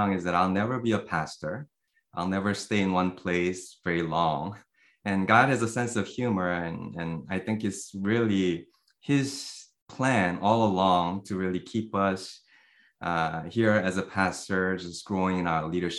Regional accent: South Korea; also born or lived in Canada; now in San Jose, United States; I was born and raised in Korea.

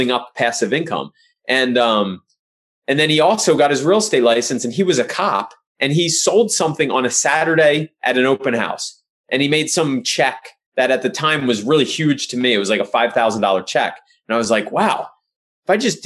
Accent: Pottstown, Pennsylvania, United States; moved away; where I grew up in Pottstown, Pennsylvania

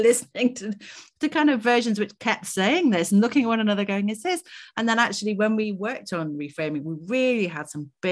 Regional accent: United Kingdom; I'm a white British academic, for my accent, but immediately gives that away.

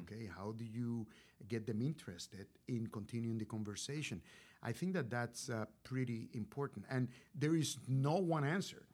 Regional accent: Puerto Rico; moved away as an adult; also born or lived in Rochester, New York; I was, uh, born and raised in Puerto Rico, so I'm a Boricua

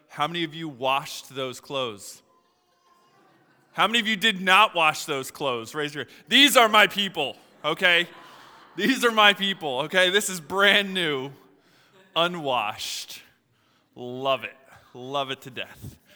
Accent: Philadelphia, Pennsylvania, United States; moved away; I'm from Philadelphia, uh, originally.

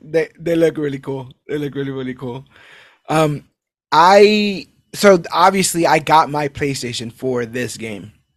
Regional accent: New York City, New York, United States; being a New Yorker

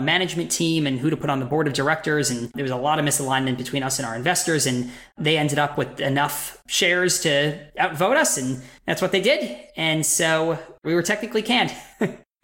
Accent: Westchester, New York, United States; moved away; also born or lived in Boston; we're both from New York, myself from Westchester

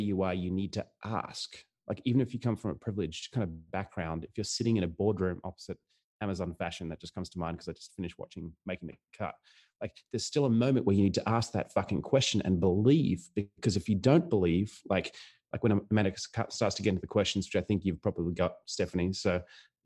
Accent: Australia; I grew up pretty poor and I grew up in Australia.

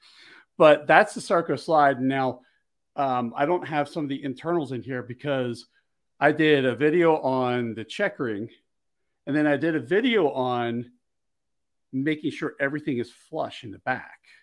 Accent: Philadelphia, Pennsylvania, United States; I grew up in Philly

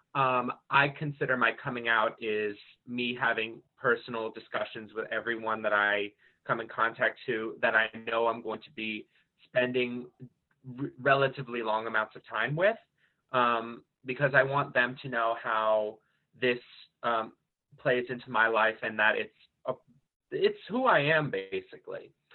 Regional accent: Marlboro, New Jersey, United States; from Marlboro, New Jersey.

